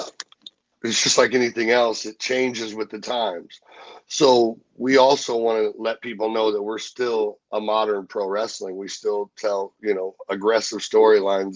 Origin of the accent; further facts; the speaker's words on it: St. Louis, Missouri, United States; I grew up, I was born in St. Louis. I started my career in St. Louis